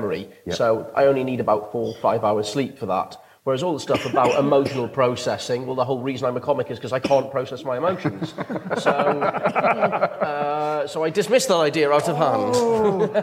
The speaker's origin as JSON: {"language": "English", "town": "Newcastle upon Tyne", "region": "North East England", "country": "United Kingdom", "said": "I'm a Geordie"}